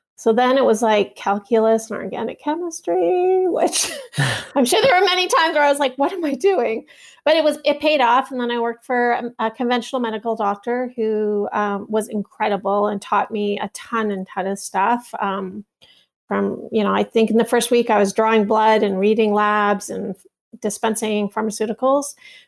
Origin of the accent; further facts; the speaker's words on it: Toronto, Ontario, Canada; Well, I grew up in Toronto, Canada